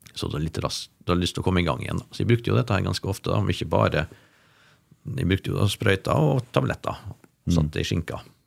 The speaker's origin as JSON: {"language": "Norwegian", "town": "Molde", "region": "Møre og Romsdal", "country": "Norway", "tie": "born or raised there", "also_born_or_lived": "Oslo", "moved": "yes", "said": "til min familie på Bolsøya, der jeg vokste opp"}